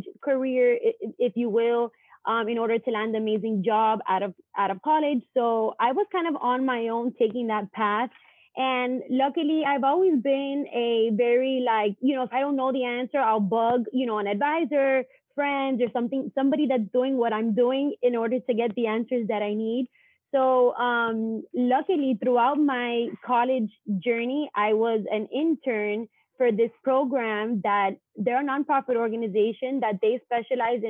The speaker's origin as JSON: {"language": "English", "town": "Miami", "region": "Florida", "country": "United States", "tie": "born or raised there", "said": "I was born and raised here in Miami, Florida"}